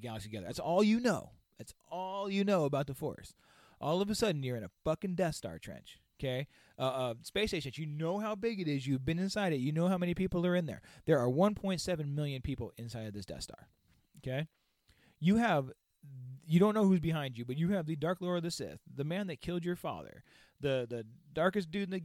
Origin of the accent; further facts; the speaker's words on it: Victorville, California, United States; I grew up in Victorville, California